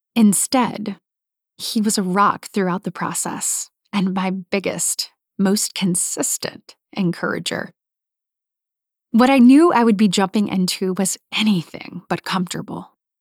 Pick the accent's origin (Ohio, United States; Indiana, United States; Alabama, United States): Alabama, United States; Coffee County; Wesley and I each had jobs we never dreamed we would have growing up in Coleman and Coffee counties, respectively. We were both from more rural parts of Alabama